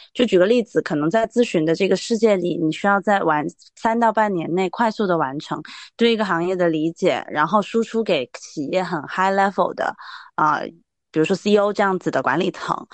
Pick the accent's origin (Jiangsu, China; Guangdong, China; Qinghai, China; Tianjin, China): Guangdong, China; Guangzhou; 包括我是广州人嘛